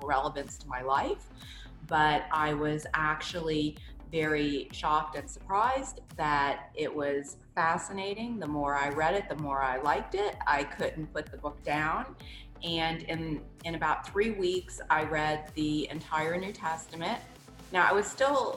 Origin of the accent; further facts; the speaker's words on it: New Orleans, Louisiana, United States; I was raised in New Orleans, Louisiana